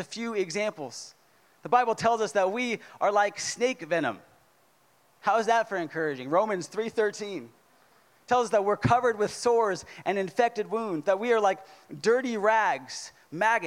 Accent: California, United States; moved away; I'm from California

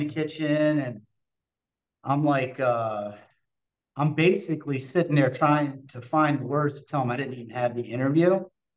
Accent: Essex, Maryland, United States; I was from Essex.

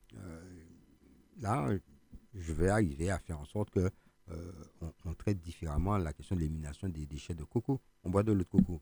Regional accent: Martinique; nous-mêmes en tant que Martiniquais

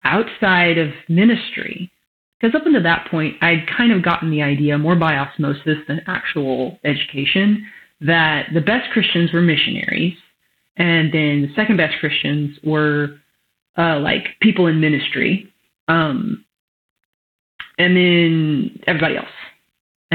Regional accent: West Texas, United States; you can tell I grew up in West Texas

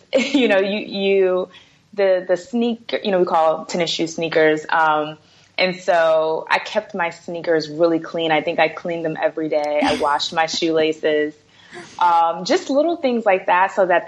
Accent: New York City, New York, United States; I'm from Brooklyn, New York

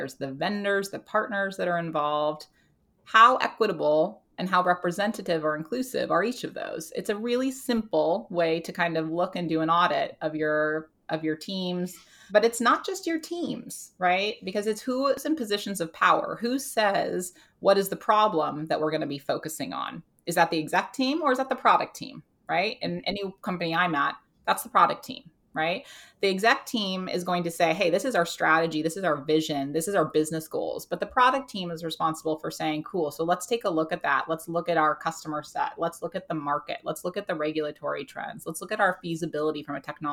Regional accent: United States; now in United Kingdom; I am an American living in the UK

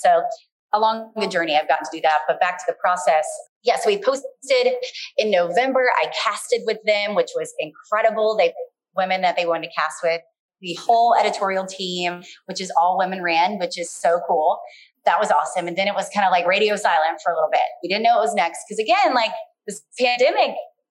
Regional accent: Baltimore, Maryland, United States; I'm just from Baltimore

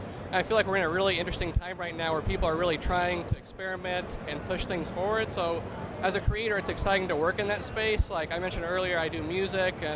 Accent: Southern Illinois, United States; I'm from Southern Illinois, about an hour or two from St. Louis.

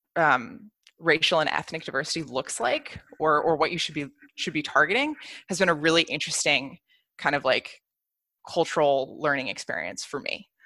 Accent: United States; moved away as an adult; also born or lived in Bay Area; now in Berlin, Germany; I'm American, um, and I actually only just moved to Berlin last year

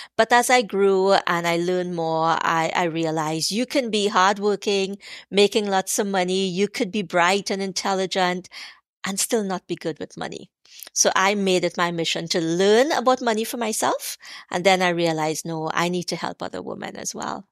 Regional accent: Trinidad & Tobago; growing up in Trinidad, growing up poor

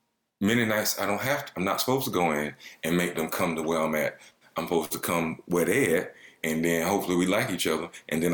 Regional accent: the South, United States; moved away; I'm from the South. You know, I grew up with, you know, murderous working class white people.

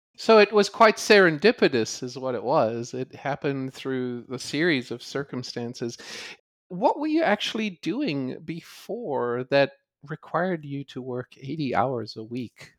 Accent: South Africa; Growing up in South Africa

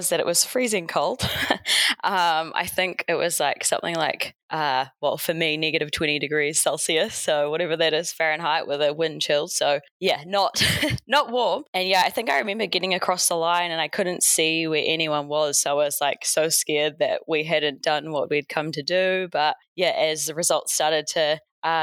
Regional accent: Hawke's Bay, New Zealand; moved away as an adult; also born or lived in United States; now in Auckland, New Zealand; I moved back home to my hometown in Hawke's Bay.

